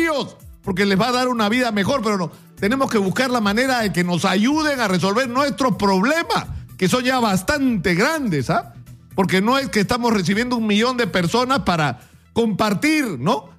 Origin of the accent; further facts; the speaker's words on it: Peru; somos hoy los peruanos